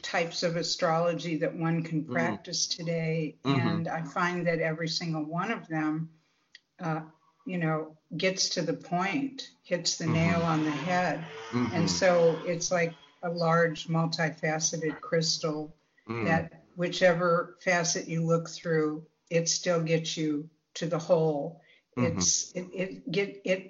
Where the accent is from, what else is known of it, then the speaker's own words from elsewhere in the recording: Midwest, United States; growing up in the Midwest